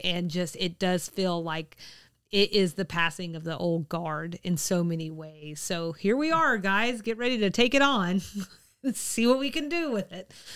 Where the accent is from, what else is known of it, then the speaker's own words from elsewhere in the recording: Georgia, United States; what has always been my home state.